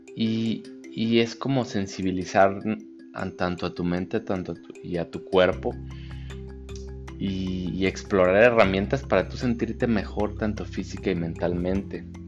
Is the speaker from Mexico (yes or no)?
yes; Mexico; como buenos mexicanos